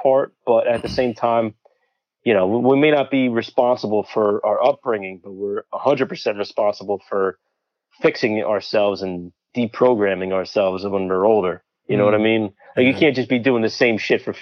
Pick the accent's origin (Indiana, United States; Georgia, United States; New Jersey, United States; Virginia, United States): New Jersey, United States; Bridgewater; I'm from Central Jersey. I grew up in a town called Bridgewater